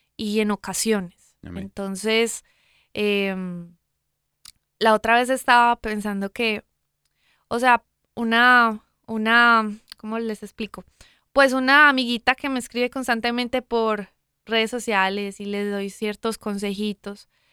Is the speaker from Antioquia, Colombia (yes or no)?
yes; Medellín, Antioquia, Colombia; moved away; de donde vengo yo, de Medellín, Colombia.